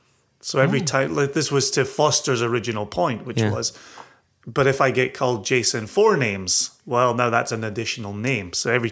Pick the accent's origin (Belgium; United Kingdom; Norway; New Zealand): United Kingdom; Scotland; moved away; when it comes to my home country.